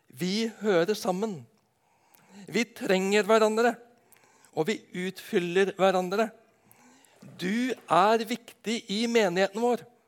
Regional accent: Nedenes, Agder, Norway; hjemme på Nednes

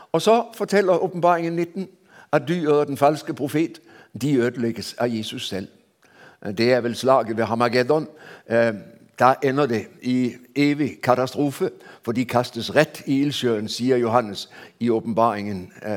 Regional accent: Denmark; Jeg ble født i Danmark før man innførte hastighetsbegrensning

